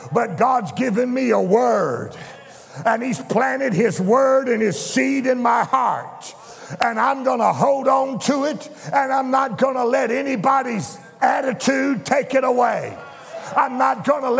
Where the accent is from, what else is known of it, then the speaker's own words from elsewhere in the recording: Louisiana, United States; I was raised in Louisiana.